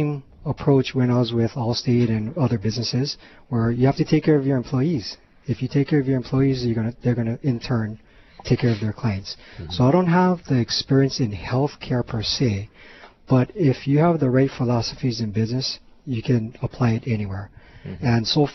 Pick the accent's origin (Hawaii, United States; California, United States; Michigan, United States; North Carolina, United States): Hawaii, United States; Honolulu; also born or lived in Kapahulu; I was born and raised in Hawaii, lived here my entire life